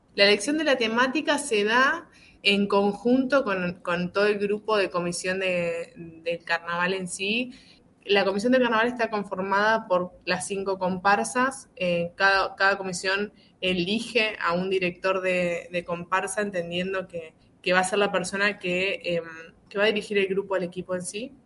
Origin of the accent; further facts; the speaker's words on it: Concepción del Uruguay, Entre Ríos, Argentina; Yo soy de Concepción del Uruguay, es una ciudad vecina de Gualeguaychú, a 80 kilómetros